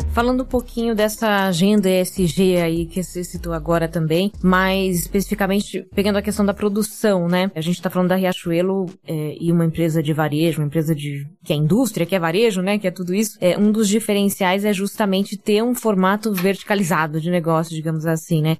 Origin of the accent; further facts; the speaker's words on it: Pernambuco, Brazil; eu sou de Pernambuco